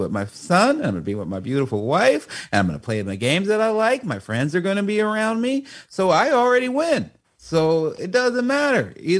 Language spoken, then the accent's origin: English; Chicago, Illinois, United States; the way my voice sounds as a young, you know, black man growing up in Chicago